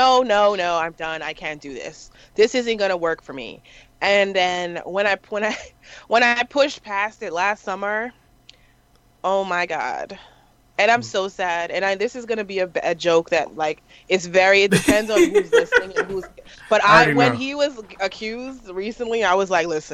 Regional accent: New York, United States; I'm from New York. We cuss a lot

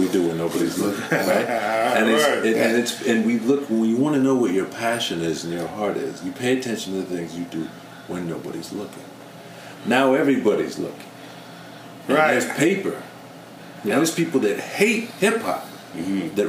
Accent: California, United States; I'm coming from Hollywood. I'm coming from, I'm from Cali.

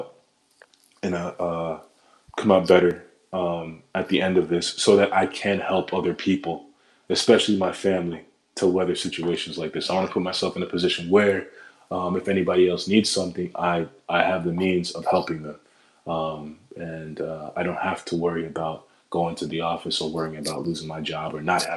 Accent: New Jersey, United States; moved away as an adult; now in Queens, New York, United States; I'm not from Queens. Like, I'm from Jersey, born and raised in Jersey. But now that I live here, it's like, okay, it's my home

